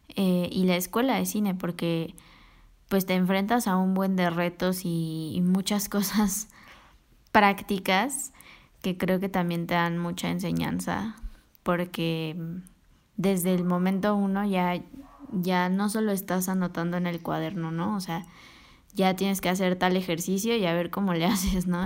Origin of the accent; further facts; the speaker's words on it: Mexico City, Mexico; yo soy aquí de la CDMX y aquí he vivido toda mi vida